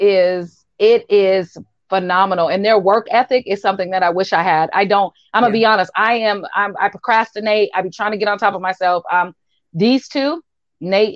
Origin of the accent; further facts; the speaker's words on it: Washington, United States; We're all from Washington.